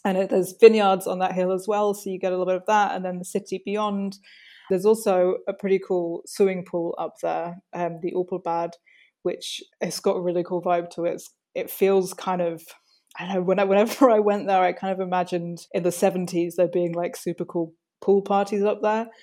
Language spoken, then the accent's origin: English; London, United Kingdom; moved away as an adult; also born or lived in Wiesbaden, Germany; now in Rheinhessen, Germany; I'm from London in the UK originally, and I moved to Wiesbaden in 2010.